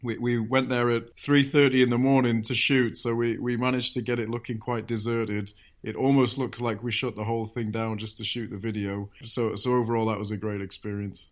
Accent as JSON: {"language": "English", "town": "Manchester", "region": "North West England", "country": "United Kingdom", "tie": "born or raised there", "said": "I grew up in Manchester"}